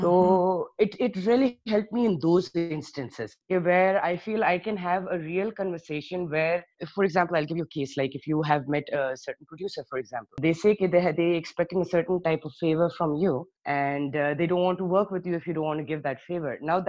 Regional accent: Johannesburg, Gauteng, South Africa; also born or lived in Karachi, Pakistan; I was born in Karachi, but I was about 4 years old, barely 4 years old, when my parents shifted us to Johannesburg, South Africa.

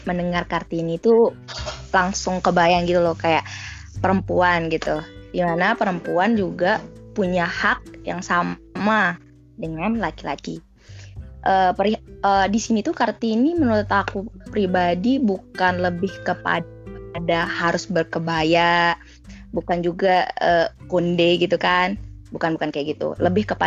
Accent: West Nusa Tenggara, Indonesia; aku dari Lombok juga sekarang uh, kuliah di Universitas Indonesia semester 4

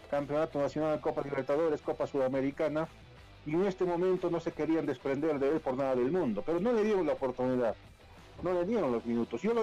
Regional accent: Bolivia; Nosotros somos bolivianos, por más Bolívar, Strongest, somos bolivianos

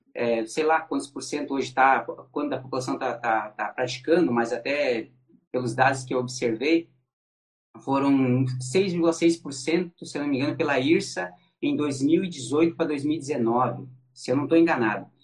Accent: Santa Catarina, Brazil; aqui em Joinville, eu sou de Santa Catarina

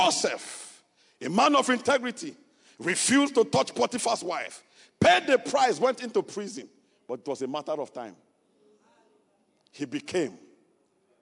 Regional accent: Kogi, Nigeria; moved away; I am from Kogi State. I am not from Niger State

